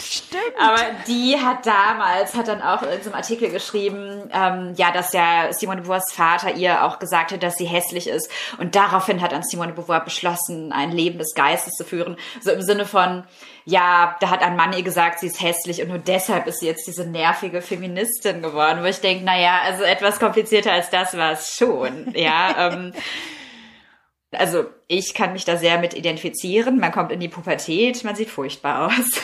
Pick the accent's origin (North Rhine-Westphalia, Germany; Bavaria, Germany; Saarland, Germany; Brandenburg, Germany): North Rhine-Westphalia, Germany; Herne; moved away as an adult; in meiner Heimatstadt Herne